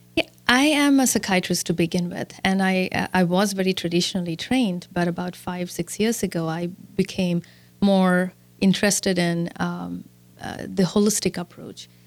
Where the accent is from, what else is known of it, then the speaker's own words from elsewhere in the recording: India; moved away as an adult; now in Milwaukee, United States; I was born and raised in India and I came to the U S in two thousand and four